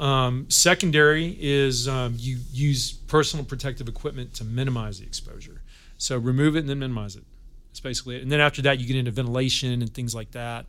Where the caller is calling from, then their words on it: Glendale, United States; I'm calling from Glendale.